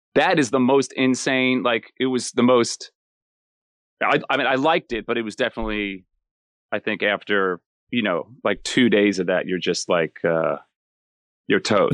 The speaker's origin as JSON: {"language": "English", "town": "Miller Place", "region": "New York", "country": "United States", "tie": "born or raised there", "said": "I'm a New Yorker, born and raised. Um, so I'm from a town called, uh, Miller Place, which is North Shore, uh, Long Island"}